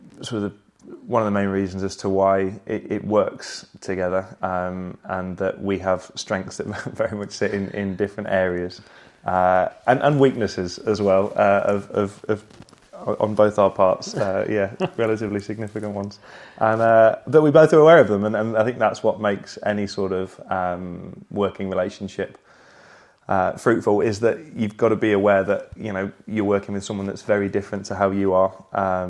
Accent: Sale, North West England, United Kingdom; moved away as an adult; I grew up in Manchester in Sale, a suburb of Manchester

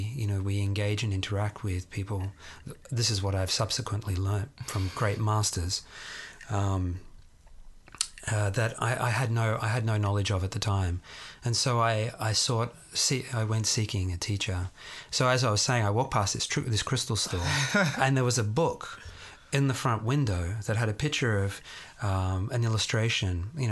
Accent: Sydney, New South Wales, Australia; born or raised there

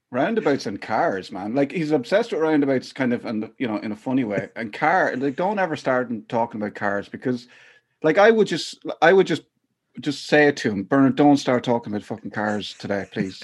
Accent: Athlone, Leinster, Ireland; I grew up in Athlone mostly.

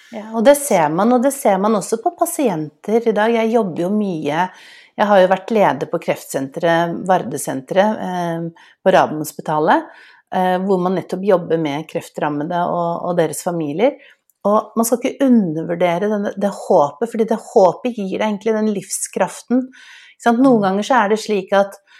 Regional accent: Oslo, Norway; jeg vokste jo opp i et hjemme på Smestad

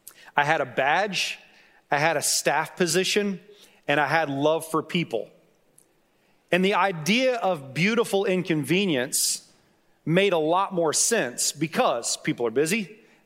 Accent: Duncan, Oklahoma, United States; also born or lived in Dallas, United States; I was born in South Dallas. When I was 7 years old, we moved to Duncan, Oklahoma. We were there for about 4 years.

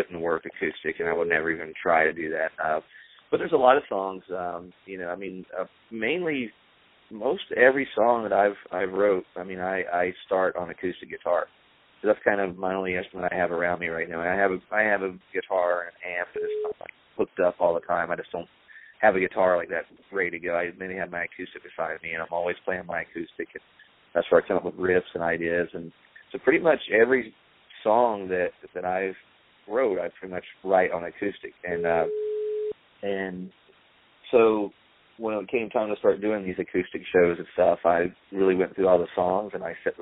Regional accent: North Carolina, United States; the little haystack town I grew up in North Carolina

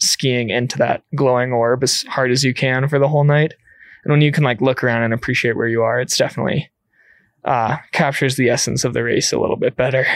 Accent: Illinois, United States; moved away as an adult; now in Gunnison Valley, United States; I was still in high school as a senior, and I came out to Colorado from Illinois

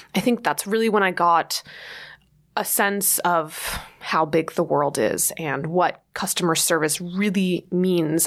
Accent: New Jersey, United States; moved away as an adult; now in New York City, United States; growing up in New Jersey, of course, I always pined for the big city across the river.

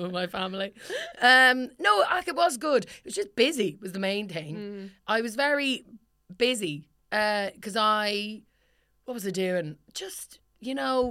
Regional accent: Ireland; we grew up in Ireland

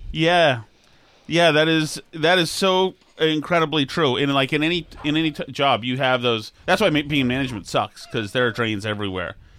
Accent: Massachusetts, United States; I'm from Massachusetts where you're supposed to love the Kennedys

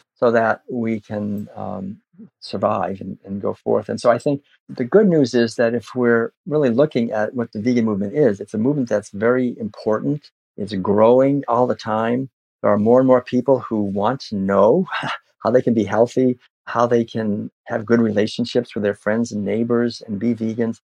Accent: Concord, Massachusetts, United States; growing up in Concord, Massachusetts

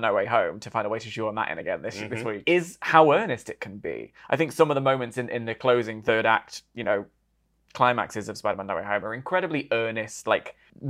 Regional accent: United Kingdom

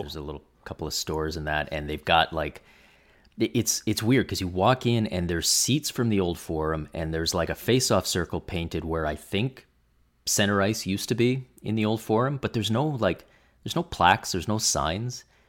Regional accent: Toronto, Ontario, Canada; moved away; I grew up in Toronto

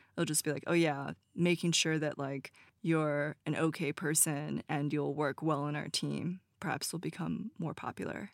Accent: United States; since I'm American

